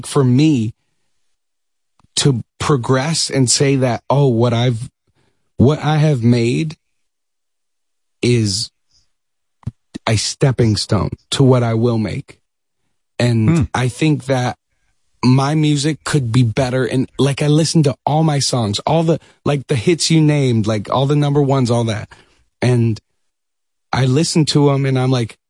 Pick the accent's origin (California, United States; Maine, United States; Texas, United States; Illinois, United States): Texas, United States; Dallas; moved away as an adult; also born or lived in New York; now in Los Angeles, United States; we moved from New York to Dallas, Texas when I was a kid